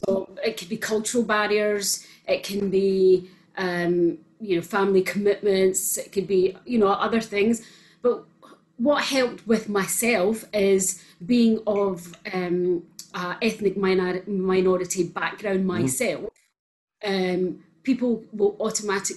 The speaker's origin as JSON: {"language": "English", "town": "Glasgow", "region": "Scotland", "country": "United Kingdom", "accent": "Scottish", "moved": "as an adult", "lives_now": "Luton, United Kingdom", "said": "when I moved over from Glasgow, as you could probably tell with the Scottish accent. It was almost 11 years ago I moved from there."}